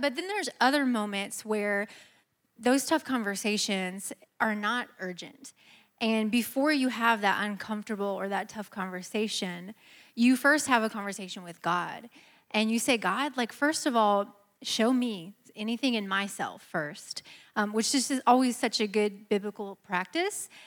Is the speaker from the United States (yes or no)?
yes; Midwest, United States; moved away as an adult; now in Georgia, United States; we're from the Midwest, but we've lived in Georgia, thank you, for the last almost seven years